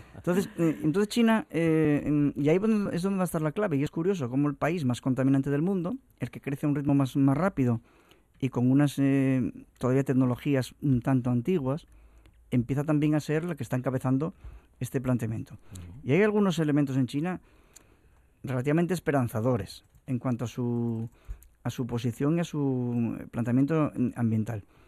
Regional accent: Asturias, Spain; los que no solamente hablamos asturiano y somos asturianos

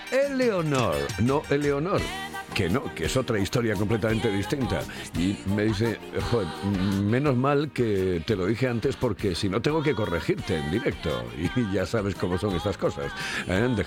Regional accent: Spain; Todos somos de España.

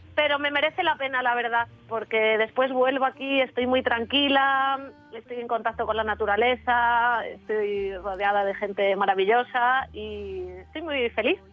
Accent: San Antolín de Ibias, Asturias, Spain; moved away; ahora mismo estoy aquí en mi pueblo, en San Antolín

